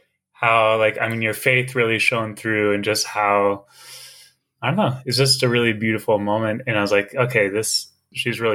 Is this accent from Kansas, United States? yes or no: yes; Kansas, United States; moved away as an adult; now in Kauai, United States; I'm pretty much just a Kansas boy. I grew up in Kansas